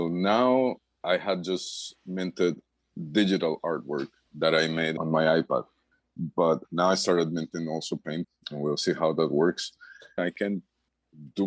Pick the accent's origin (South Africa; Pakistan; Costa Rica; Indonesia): Costa Rica; moved away as an adult; now in Panama; I'm originally from Costa Rica. I've been living here in Panama since 2003